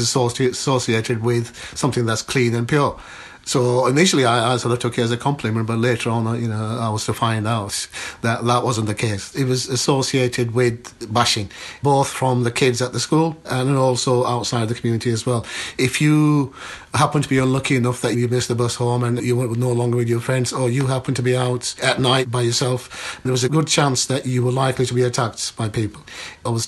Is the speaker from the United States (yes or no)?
no; Yorkshire and the Humber, United Kingdom; born or raised there; also born or lived in Pakistan / Bradford